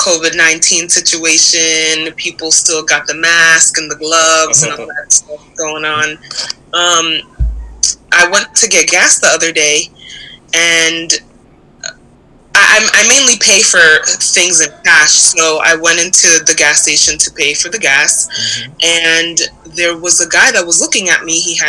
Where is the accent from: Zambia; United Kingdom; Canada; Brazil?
Brazil; also born or lived in Japan; now in United States; I was born in Japan, partly raised in Brazil, and moved to the U.S. My parents are Nigerian.